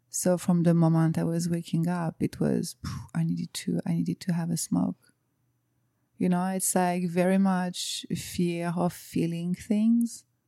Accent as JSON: {"language": "English", "country": "France", "second_language": "English", "moved": "as an adult", "lives_now": "Cayman Islands", "said": "you can probably hear with my accent, I'm from France. I live in the Cayman Islands since four years now."}